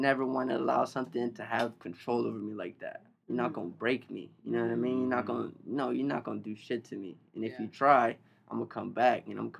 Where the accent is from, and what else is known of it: Long Beach, California, United States; born or raised there